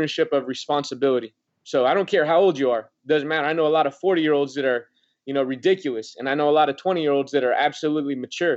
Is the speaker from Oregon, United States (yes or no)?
yes; Oregon, United States; moved away; I'm from Oregon